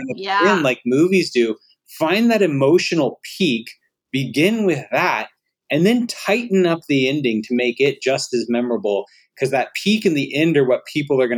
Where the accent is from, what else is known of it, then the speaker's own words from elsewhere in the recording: Alabama, United States; I'm from Alabama